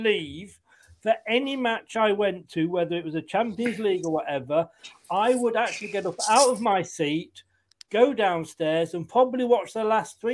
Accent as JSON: {"language": "English", "town": "Leicester", "region": "East Midlands", "country": "United Kingdom", "tie": "born or raised there", "also_born_or_lived": "Blackpool / Blackburn / Burnley / Bolton", "moved": "yes", "lives_now": "Bournemouth, United Kingdom", "said": "I was born and brought up in Leicester"}